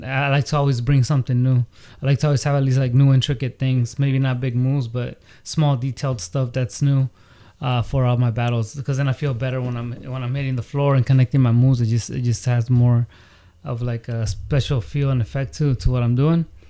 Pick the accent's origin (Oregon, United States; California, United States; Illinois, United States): California, United States; the Bay Area; moved away as an adult; now in San Diego, United States; I grew up in the Bay